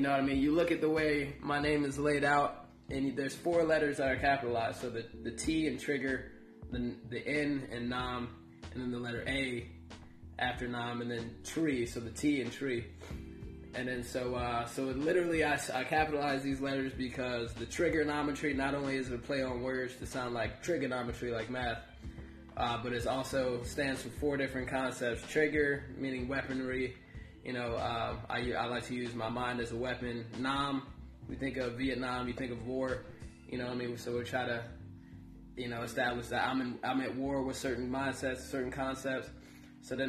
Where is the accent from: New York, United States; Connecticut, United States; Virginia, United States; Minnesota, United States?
Virginia, United States; Fredericksburg; also born or lived in Charlotte, North Carolina; now in Radford, United States; I'm originally from Charlotte, North Carolina. And I live mostly, grew up mostly in Fredericksburg, Virginia.